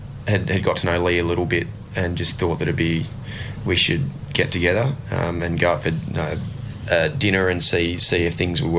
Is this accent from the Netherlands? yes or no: no; Ipswich, Queensland, Australia; thought would be possible from a young kid growing up in Ipswich.